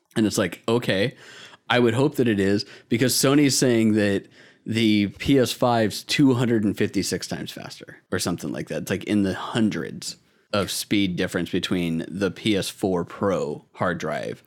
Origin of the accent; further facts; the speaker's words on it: United States; accent: American; my shitty American accent